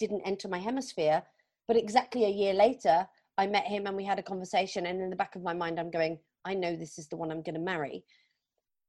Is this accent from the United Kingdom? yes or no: yes; Plymouth, South West England, United Kingdom; moved away as an adult; also born or lived in London; my hometown in Plymouth, which is on the southwest coast of England.